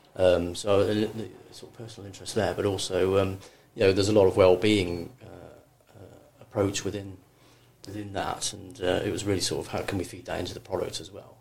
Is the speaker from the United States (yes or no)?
no; Cheshire, North West England, United Kingdom; moved away; also born or lived in London; I grew up in Cheshire. It was very very sort of rural